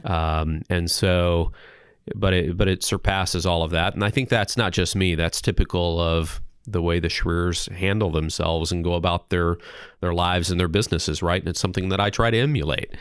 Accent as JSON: {"language": "English", "region": "eastern Missouri", "country": "United States", "moved": "yes", "lives_now": "Des Moines, United States", "said": "originally from a small farm town in eastern Missouri"}